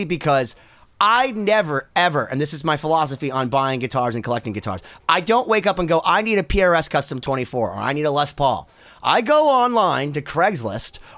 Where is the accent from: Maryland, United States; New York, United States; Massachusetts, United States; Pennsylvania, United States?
Massachusetts, United States; Boston; I'm also from Boston